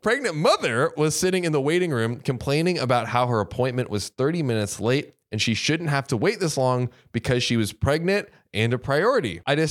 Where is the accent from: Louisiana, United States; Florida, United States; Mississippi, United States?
Florida, United States; By the way, I'm from Manatee County, so manatees are sacred to me, okay?